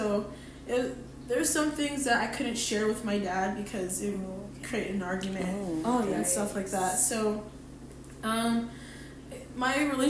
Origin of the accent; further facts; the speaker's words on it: Utah, United States; also born or lived in Wisconsin; So I was born here in Utah. A good chunk of my life was in Utah, and then I moved to Wisconsin